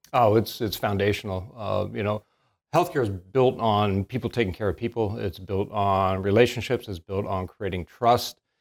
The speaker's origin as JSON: {"language": "English", "region": "northern Pennsylvania", "country": "United States", "tie": "born or raised there", "moved": "as an adult", "lives_now": "Salisbury, United States", "said": "We knew each other back in my hometown up in northern Pennsylvania"}